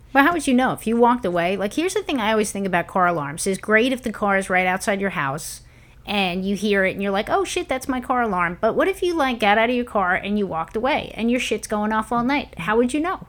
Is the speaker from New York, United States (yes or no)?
yes; New York, United States; moved away; growing up in New York